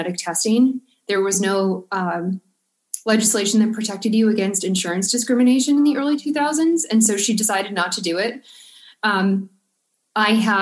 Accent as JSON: {"language": "English", "town": "Buffalo", "region": "New York", "country": "United States", "moved": "yes", "lives_now": "Providence, United States", "said": "I'm from Buffalo, New York, so Providence winters seem sort of mild to me"}